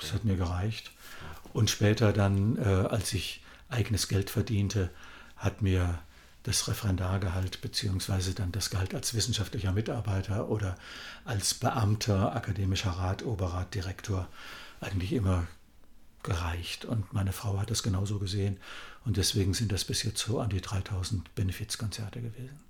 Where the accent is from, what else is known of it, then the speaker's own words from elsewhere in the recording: Kassel, Hesse, Germany; in meiner Heimatstadt Kassel